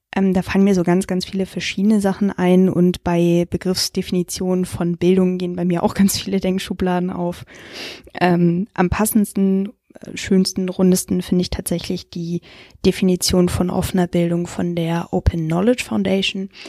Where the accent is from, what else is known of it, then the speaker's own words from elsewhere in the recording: Hamburg, Germany; also born or lived in Frankfurt; gebürtige Hamburgerin